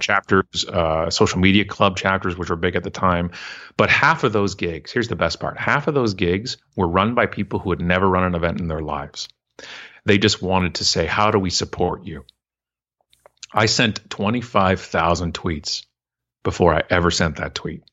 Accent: Canada; I'm so proud to be Canadian

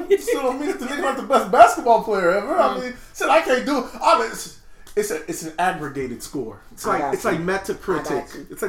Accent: Oakland, California, United States; East Oakland, California.

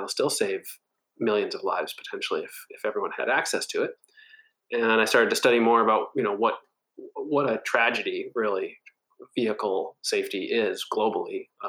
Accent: Hancock, New Hampshire, United States; born there; also born or lived in Nigeria / Wisconsin / Minnesota / Washington, D.C.; now in Eastern Long Island, United States; I was born in a small town called Hancock, New Hampshire. I've lived all over the world, Nigeria, Wisconsin, Minnesota, Washington, D.C., New York City, and most recently, Eastern Long Island.

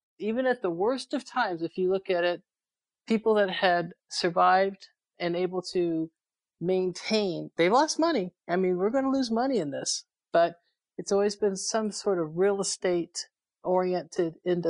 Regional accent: England, United Kingdom; born there; I was born overseas in England.

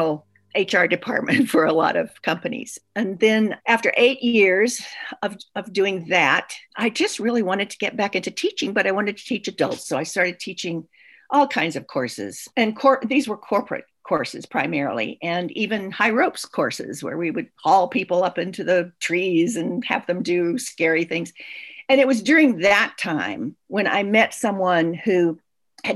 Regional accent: Chattanooga, Tennessee, United States; now in Washington, United States; I grew up in Chattanooga, Tennessee. I'm a Southern girl

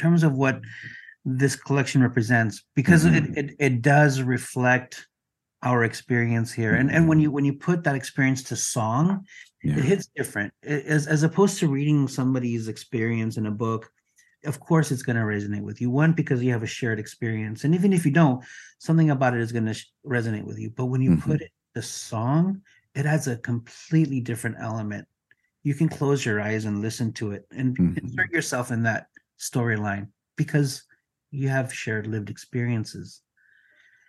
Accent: Mexico; first language Spanish; English is a second language; I'm from Mexico, English is my second language.

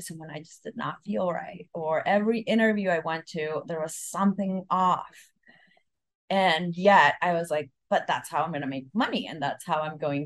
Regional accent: El Salvador; moved away; also born or lived in Mexico; I'm from El Salvador

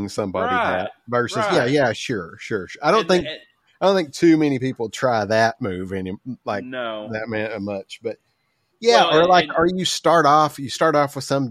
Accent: Southern United States, United States; accent: Southern; I have a pretty obvious accent

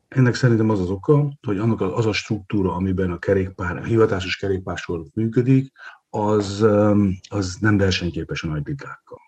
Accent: Hungary; én ugyan félig vidéken élek, Balaton partján születtem

